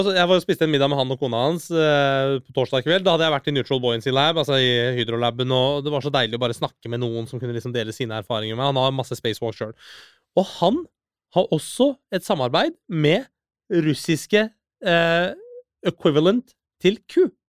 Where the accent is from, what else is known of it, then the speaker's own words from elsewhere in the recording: Norway; also born or lived in Iran / Oslo, Norway; jeg har jo vokst opp i Norge, og jeg er en norsk statsborger